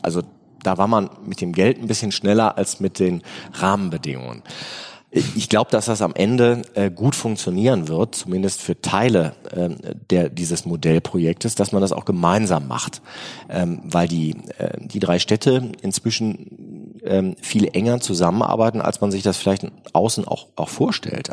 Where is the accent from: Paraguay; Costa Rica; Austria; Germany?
Germany; Remscheid, North Rhine-Westphalia; ich komme aus Remscheid